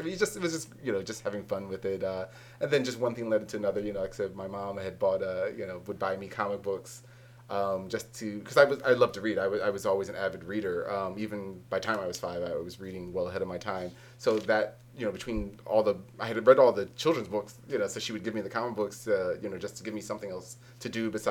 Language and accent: English; Philadelphia, Pennsylvania, United States; I'm from Philadelphia